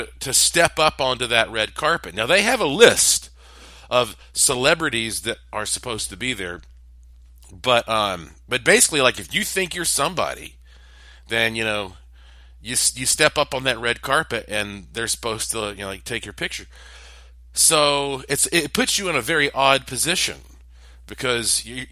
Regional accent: Asheville, North Carolina, United States; I was born on October the 25th of 1976 at 1:39 a.m. in Asheville, North Carolina, on the East Coast.

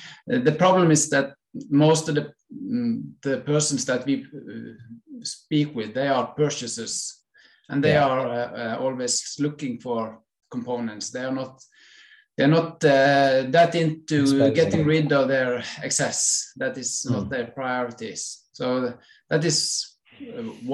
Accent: western coast of Norway, Western Norway, Norway; I'm from Norway, western coast of Norway

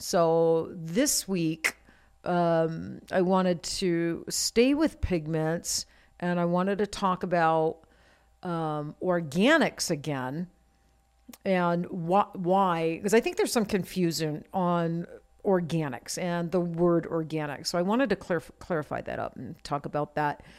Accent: Maine, United States; now in Las Vegas, United States; I grew up in Maine.

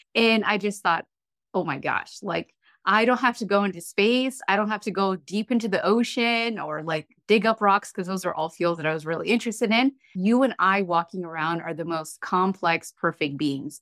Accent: Eritrea; now in United States; I am a proud first generation immigrant American. I am from Eritrea

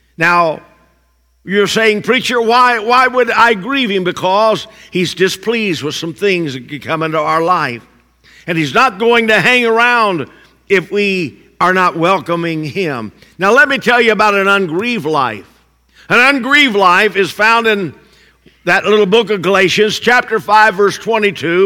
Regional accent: Indiana, United States; I'm from Indiana

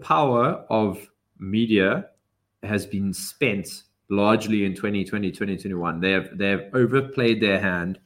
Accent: England, United Kingdom; I'm English and I don't have a British passport

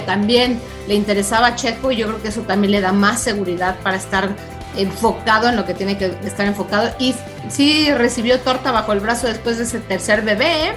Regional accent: Mexico; como mexicano

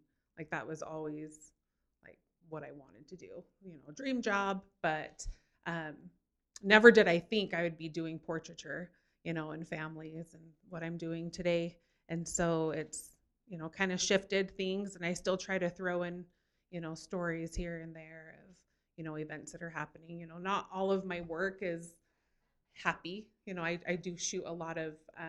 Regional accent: Kearns, Utah, United States; also born or lived in Florida; I was born and raised in Kearns, Utah.

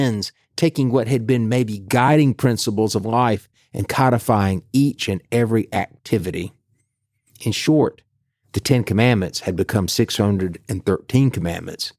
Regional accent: the South, United States; for those of us growing up in the South

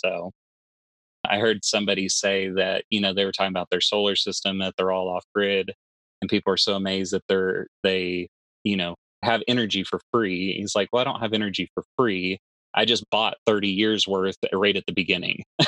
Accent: Texas, United States; I'm from Texas

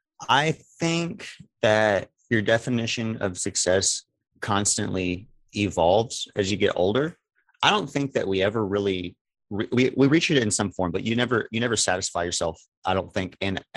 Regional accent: Beaumont, Texas, United States; now in Silsbee, United States; I am originally from Beaumont, Texas. I live in Silsbee, Texas now.

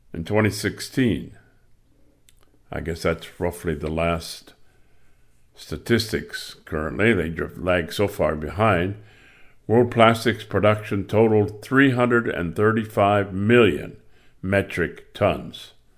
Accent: Michigan, United States; I grew up in Michigan.

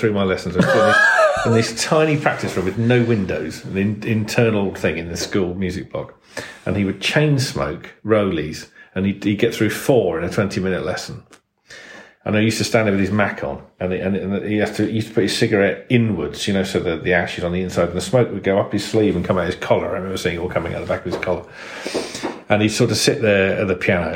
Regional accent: Kent, South East England, United Kingdom; I grew up in Kent

